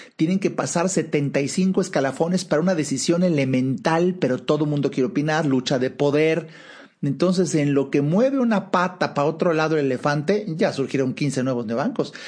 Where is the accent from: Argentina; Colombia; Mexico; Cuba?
Mexico; hablo de México, soy mexicano, estoy en México